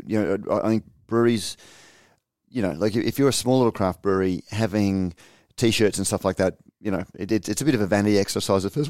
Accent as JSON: {"language": "English", "country": "Australia", "said": "as an Australian"}